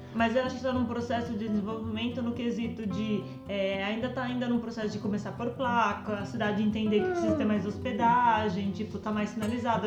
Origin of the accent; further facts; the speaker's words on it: Mato Grosso do Sul, Brazil; moved away; como eu cresci no Mato Grosso do Sul